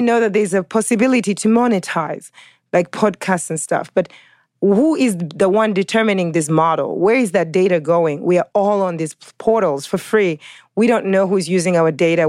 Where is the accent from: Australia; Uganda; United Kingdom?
Uganda; also born or lived in California, United States; now in New York, United States; New Yorker, living in New York, by way of California, of African descent, originally Ugandan